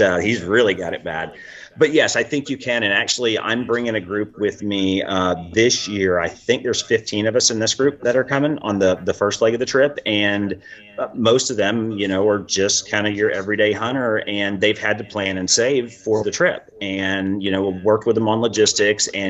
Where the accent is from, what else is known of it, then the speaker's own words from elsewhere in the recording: United States; as an American